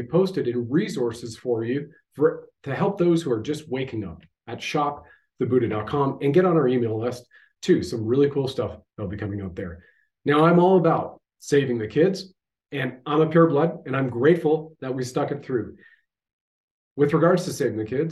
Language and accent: English; Canada